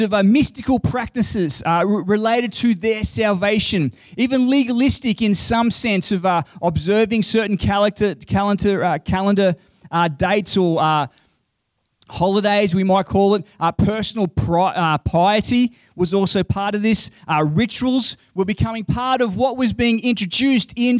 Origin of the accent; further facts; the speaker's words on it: Queensland, Australia; I'm a Queenslander.